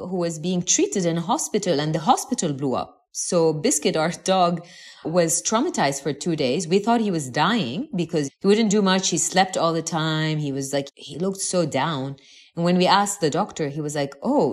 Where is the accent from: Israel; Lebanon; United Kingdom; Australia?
Lebanon; moved away as an adult; having been born and raised in the Middle East